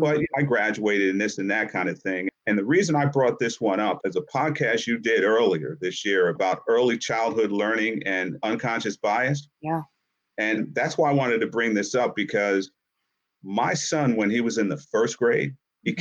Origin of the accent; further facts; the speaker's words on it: Yonkers, New York, United States; also born or lived in Harlem, New York; I grew up in Yonkers, New York, and spent a lot of time in Harlem